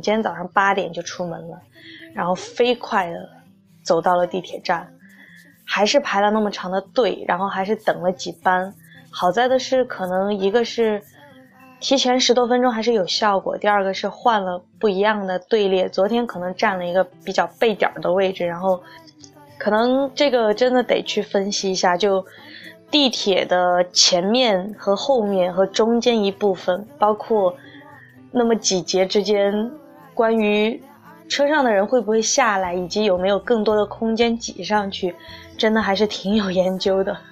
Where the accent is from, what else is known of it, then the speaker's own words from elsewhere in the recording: Sichuan, China; 作为一个四川人，作为漫大街的冒节的非常粉的一个聚集地